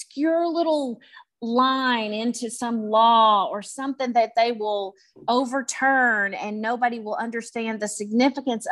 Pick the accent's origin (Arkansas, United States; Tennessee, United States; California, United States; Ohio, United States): Tennessee, United States; West; also born or lived in Memphis, Tennessee; where I'm from West Tennessee, just about an hour north of Memphis